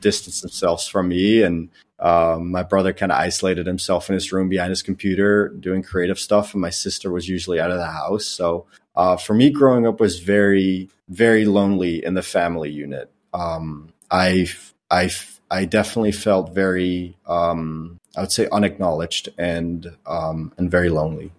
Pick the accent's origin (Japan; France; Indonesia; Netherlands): Netherlands; moved away as an adult; now in United States; I grew up in the Netherlands. Um, I lived there for twenty years before I moved to the United States when I was twenty years old by enlisting in the Air Force.